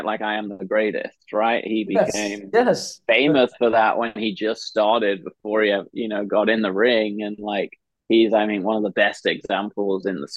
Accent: England, United Kingdom; moved away as an adult; now in United States; growing up in England

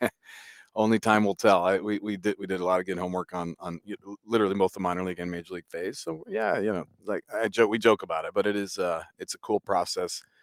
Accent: New Hampshire, United States; moved away as an adult; I grew up in New Hampshire

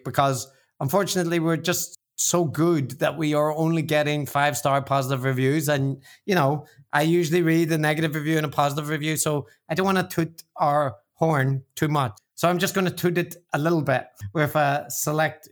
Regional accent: Ireland; I'm the Irish one

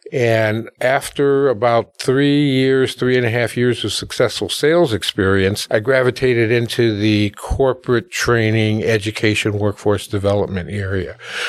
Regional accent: Milwaukee, Wisconsin, United States; Well, I, first of all, I'm a proud alumni of the Milwaukee public school system. So I was born and raised in Milwaukee.

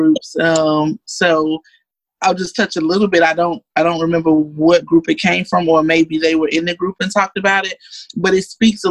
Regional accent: Miami, Florida, United States; I grew up in Miami where lots of crime

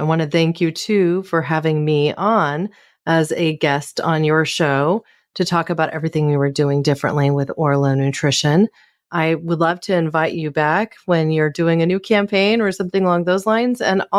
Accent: California, United States; my home state of California

